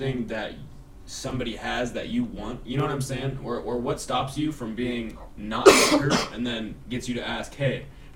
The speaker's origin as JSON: {"language": "English", "region": "Iowa", "country": "United States", "said": "I'm from Iowa"}